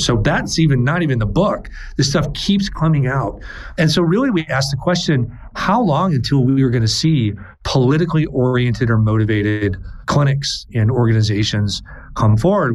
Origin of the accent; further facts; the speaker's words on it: Minnesota, United States; my home state